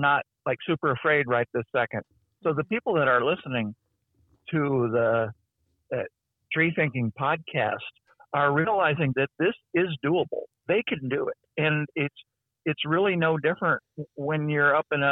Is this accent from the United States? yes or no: yes; Los Angeles, California, United States; I grew up in Los Angeles